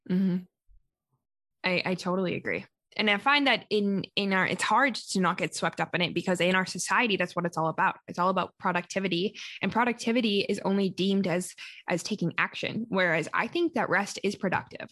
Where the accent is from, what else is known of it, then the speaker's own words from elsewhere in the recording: Calgary, Alberta, Canada; first language English; I am currently located in my hometown, which is Calgary, Alberta, Canada